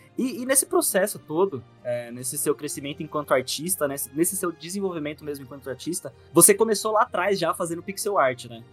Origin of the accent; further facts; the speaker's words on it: interior of São Paulo, Brazil; moved away as an adult; now in São Paulo, Brazil; eu, morava no interior de São Paulo, aqui, lá pro, onde tudo é plano.